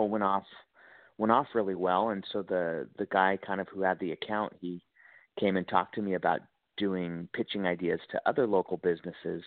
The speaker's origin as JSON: {"language": "English", "town": "Chico", "region": "California", "country": "United States", "tie": "born or raised there", "also_born_or_lived": "Santa Barbara, California", "said": "I was born in Santa Barbara, but I didn't grow up there. I grew up in Northern California, a small little town, Chico, California"}